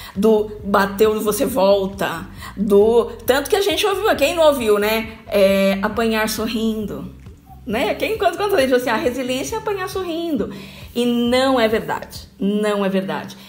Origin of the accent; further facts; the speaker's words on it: Bauru, São Paulo, Brazil; moved away as an adult; now in Taboão da Serra, Brazil; eu sou de Bauru, gente. Eu sou, eu sou de Bauru, moro aqui, moro em São Paulo, já tem. Nossa, vivo mais aqui do que aí. Eu vim para cá com 18 anos.